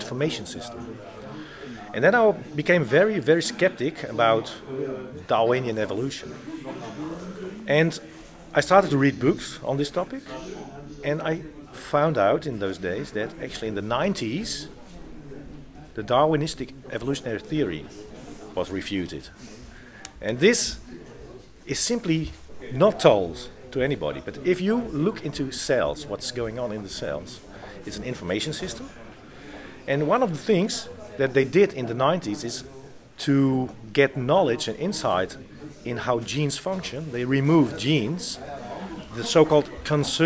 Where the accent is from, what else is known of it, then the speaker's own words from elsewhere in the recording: Netherlands; I was born in the Netherlands.